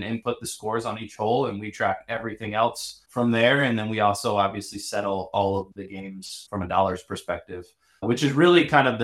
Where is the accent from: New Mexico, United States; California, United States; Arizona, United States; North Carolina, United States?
North Carolina, United States; Chapel Hill; moved away as an adult; also born or lived in Williamsburg, Virginia / Europe; now in San Francisco, United States; I'm originally from Chapel Hill, North Carolina. So I kind of grew up in the hotbed of college basketball